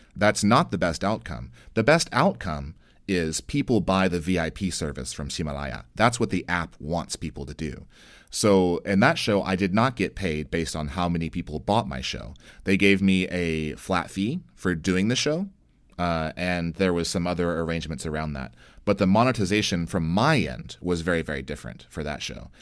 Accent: United States; I'm an American

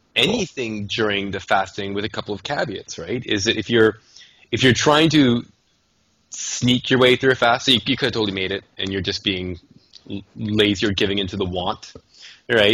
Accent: Canada; I'm a Canadian

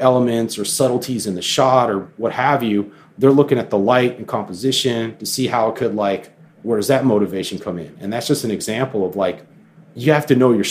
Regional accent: Florida, United States; me growing up in Florida

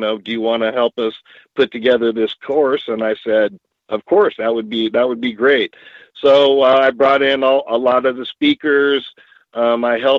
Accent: San Diego, California, United States; moved away as an adult; now in Washington, United States; growing up in San Diego

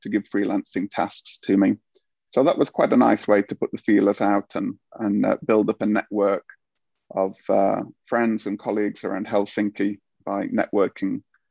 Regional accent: United Kingdom; moved away as an adult; now in Finland; being a Brit here

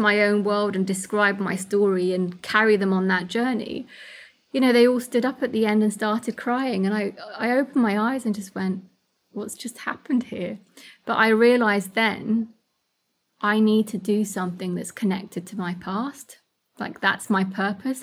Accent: United Kingdom; also born or lived in Kurdistan; home's also here because this is where I've grown up

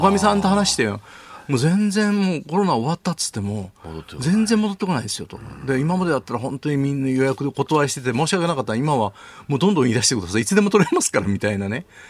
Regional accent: Kyoto, Japan; 京都の人間

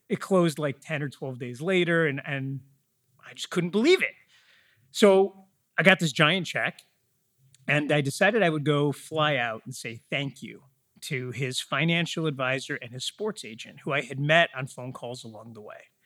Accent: Metro Detroit, Michigan, United States; I grew up in Metro Detroit, about forty miles west, uh, of the city

